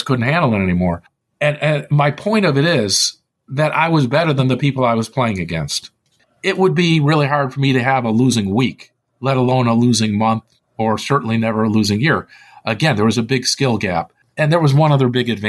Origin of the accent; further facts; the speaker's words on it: Illinois, United States; moved away; also born or lived in Palo Alto; since I was from Illinois originally, we only had home games, not casinos